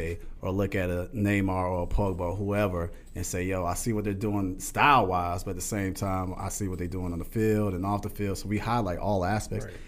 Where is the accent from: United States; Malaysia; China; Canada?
United States; Atlanta, Georgia; I grew up here in Atlanta, and football's a way of life